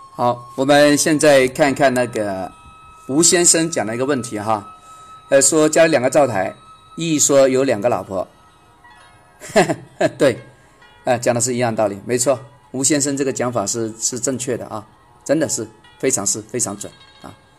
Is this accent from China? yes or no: yes; China; 我们中国人嘛